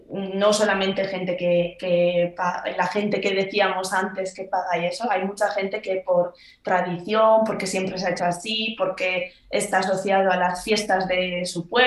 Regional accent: Zaragoza, Aragon, Spain; moved away as an adult; now in United Kingdom

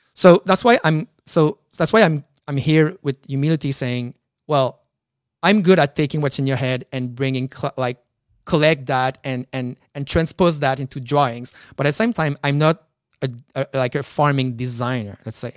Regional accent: Quebec City, Quebec, Canada; moved away as an adult; now in Montreal, Canada; I'm from Quebec City.

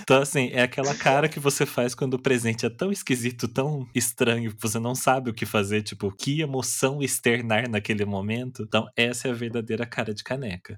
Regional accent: Taubaté, São Paulo, Brazil; eu sou de Taubaté

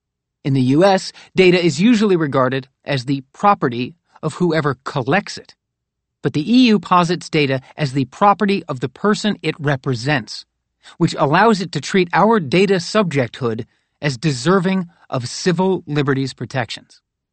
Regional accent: North Carolina, United States; which is partially located in my home state of North Carolina

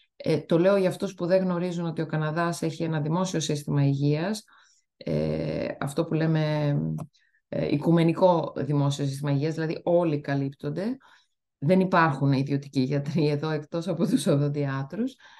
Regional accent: Greece; moved away as an adult; also born or lived in Italy; now in Canada

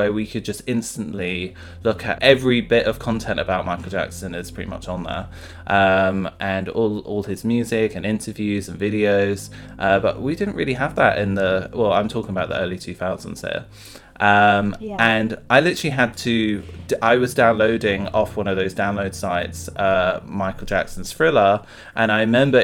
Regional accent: London, United Kingdom; I'm from London

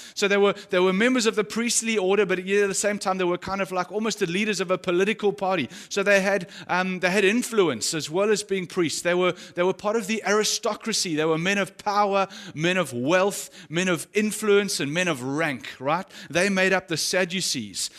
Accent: South Africa; as a South African or someone who's grown up in South Africa

